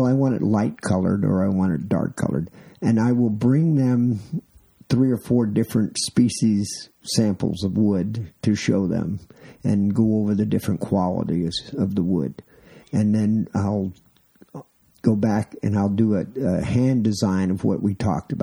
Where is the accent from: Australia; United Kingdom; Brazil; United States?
United States; New York; moved away as an adult; now in Phoenix, United States; I grew up in New York